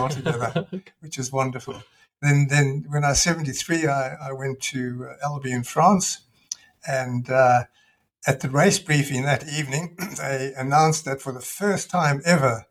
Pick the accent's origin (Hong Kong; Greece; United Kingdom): United Kingdom; Scotland; moved away; I was born in Scotland